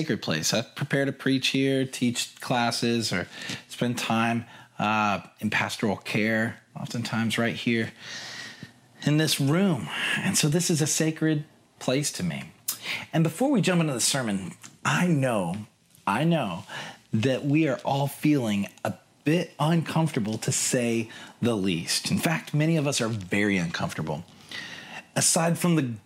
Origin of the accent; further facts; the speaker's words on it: United States; also born or lived in London; now in Seattle, United States; I'm from America